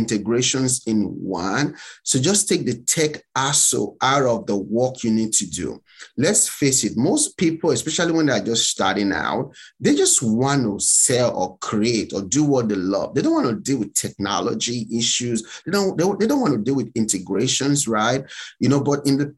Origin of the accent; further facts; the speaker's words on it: Nigeria; moved away as an adult; now in United States; I'm from Nigeria